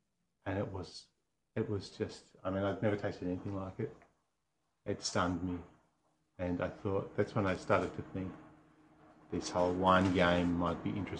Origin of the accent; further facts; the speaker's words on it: west of Toowoomba, Queensland, Australia; now in Great Southern, Western Australia, Australia; I come from a wheat farm in Queensland.